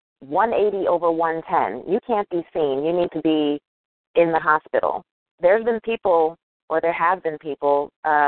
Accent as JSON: {"language": "English", "region": "New York", "country": "United States", "also_born_or_lived": "North Carolina", "moved": "as an adult", "said": "I am a New Yorker"}